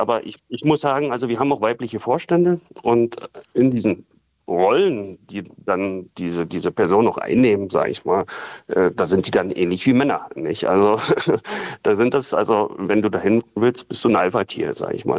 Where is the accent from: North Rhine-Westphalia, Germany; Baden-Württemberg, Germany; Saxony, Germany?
Saxony, Germany; also born or lived in Berlin; now in Königs Wusterhausen, Germany; ja, komme ich aus Sachsen